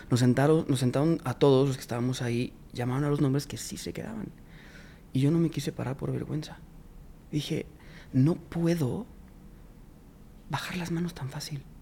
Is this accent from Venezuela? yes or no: no; Mexico; Yo pues, vengo, soy, soy … vengo desde México.